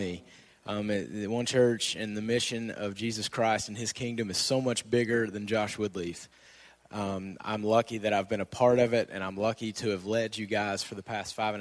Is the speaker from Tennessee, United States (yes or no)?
yes; Nashville, Tennessee, United States; moved away as an adult; We're going to move back home. We're from Nashville area